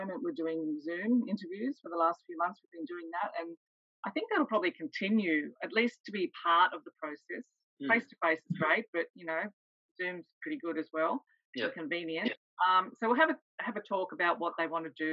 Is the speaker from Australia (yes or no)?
yes; Sydney, New South Wales, Australia; moved away as an adult; I'm from Sydney originally and have been up here on the coast for 7 years now.